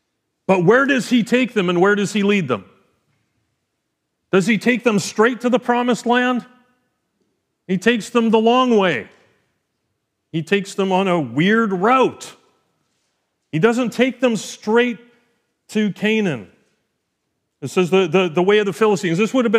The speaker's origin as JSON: {"language": "English", "town": "Edmonton", "region": "Alberta", "country": "Canada", "said": "I mean, I came from Edmonton. I knew what those were like."}